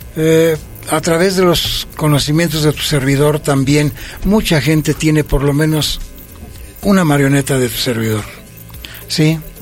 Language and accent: Spanish; Toluca, State of Mexico, Mexico; also born or lived in Villa Victoria, State of Mexico; yo soy nativo del municipio de Villa Victoria. Sí. Y que me desarrollé a, a, partir de los cinco años hasta la fecha en este pueblo que es tan yo lo, lo quiero mucho, que se llama San Mateo Oxtotitlán. Mm. También de Toluca.